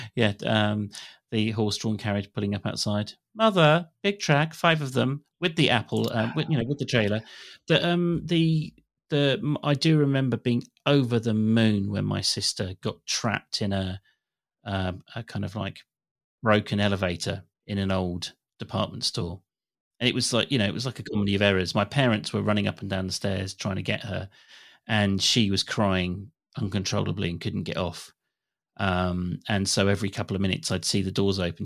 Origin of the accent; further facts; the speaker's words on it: England, United Kingdom; as an English person